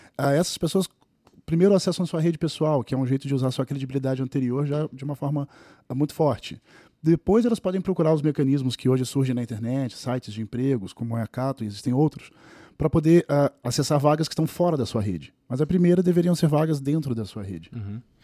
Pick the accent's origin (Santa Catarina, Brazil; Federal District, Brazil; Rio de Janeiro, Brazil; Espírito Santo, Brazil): Rio de Janeiro, Brazil; now in São Paulo, Brazil; Eu sou do Rio de Janeiro, quando vim para São Paulo